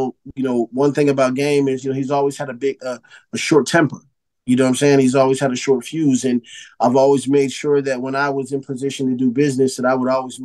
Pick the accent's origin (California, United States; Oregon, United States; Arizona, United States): Arizona, United States; Phoenix; I come from Phoenix, Arizona. I come from a city that's not on the map like in LA or Chicago or New York and in Miami.